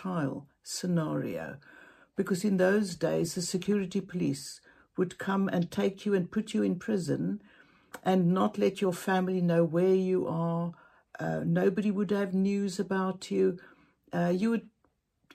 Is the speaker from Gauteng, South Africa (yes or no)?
no; Cape Town, Western Cape, South Africa; I'm from Cape Town, South Africa